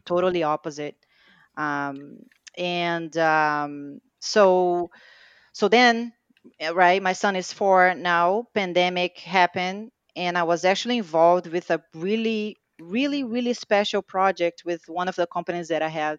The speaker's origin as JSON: {"language": "English", "region": "Rio de Janeiro", "country": "Brazil", "tie": "born or raised there", "second_language": "English", "moved": "yes", "lives_now": "United States", "said": "I was born in Brazil, uh, raised and born there, uh, Rio de Janeiro"}